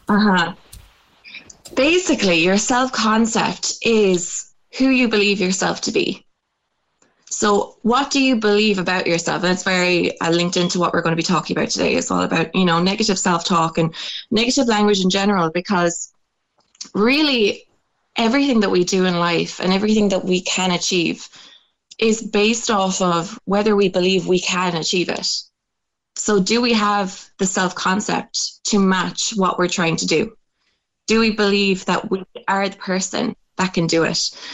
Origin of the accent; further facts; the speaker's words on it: Ireland; growing up in Irish culture